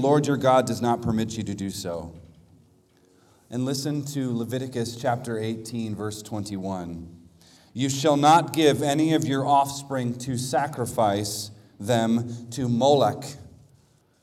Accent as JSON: {"language": "English", "town": "Washington", "region": "District of Columbia", "country": "United States", "said": "I'm from the Washington, D.C. area, and we call that place Babylon"}